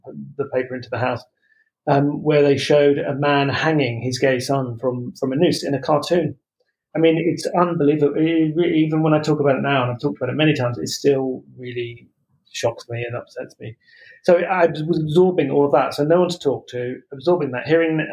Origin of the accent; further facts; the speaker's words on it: Croydon, London, United Kingdom; I was born in South London and kind of grew up near Croydon